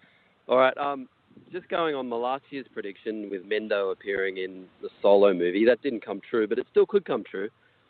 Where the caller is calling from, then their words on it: Sydney, New South Wales, Australia; Hey there, it's … calling from the Sydney Cricket Ground.